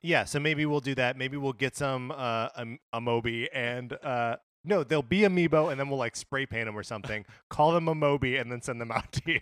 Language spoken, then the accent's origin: English; Wisconsin, United States; I grew up in Wisconsin